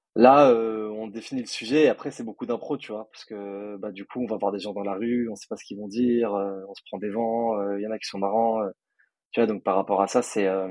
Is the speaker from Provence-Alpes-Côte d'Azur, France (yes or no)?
yes; Nice, Provence-Alpes-Côte d'Azur, France; also born or lived in Paris; je suis de, moi, je suis de Nice. Après, je suis entre Nice et Paris un peu toute l'année